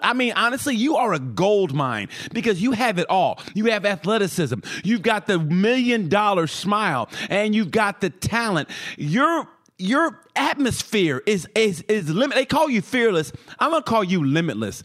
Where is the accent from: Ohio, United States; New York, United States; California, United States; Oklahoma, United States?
Oklahoma, United States; moved away; also born or lived in Texas; I'm from Oklahoma originally